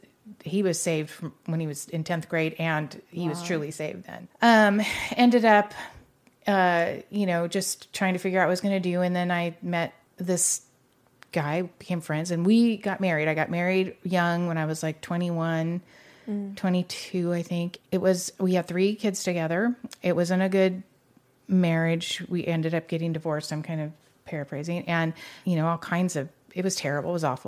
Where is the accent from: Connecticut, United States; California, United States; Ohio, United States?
California, United States; Ventura; Well, I was born in Ventura. And I've lived there most of my life.